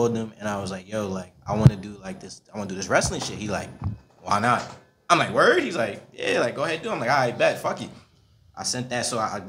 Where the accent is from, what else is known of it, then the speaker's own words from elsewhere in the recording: New York City, New York, United States; I grew up in Kingsbridge, Bronx, New York.